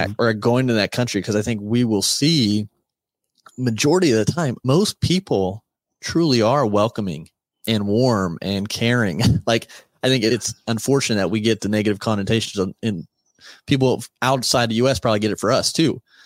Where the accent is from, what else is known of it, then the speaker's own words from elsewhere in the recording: United States; We were from America